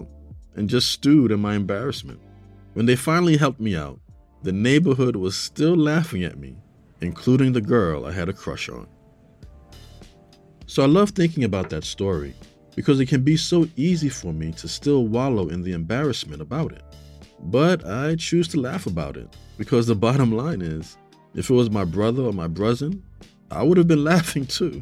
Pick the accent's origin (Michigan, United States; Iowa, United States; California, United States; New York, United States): New York, United States; New York City; I grew up in New York City. I lived in a part of the Bronx called Castle Hill